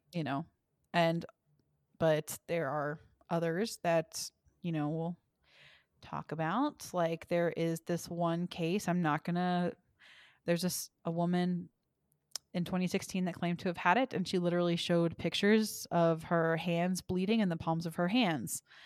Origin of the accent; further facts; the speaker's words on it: Forney, Texas, United States; most of where I grew up in Forney was Baptist